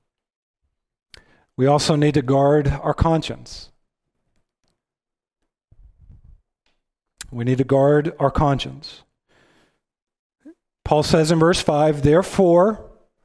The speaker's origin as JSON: {"language": "English", "region": "Texas", "country": "United States", "said": "I'm from Texas."}